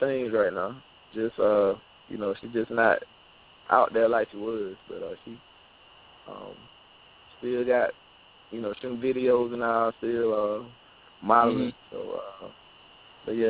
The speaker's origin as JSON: {"language": "English", "town": "Valley", "region": "Alabama", "country": "United States", "also_born_or_lived": "Auburn, Alabama / Opelika, Alabama", "said": "I'm from the Valley area."}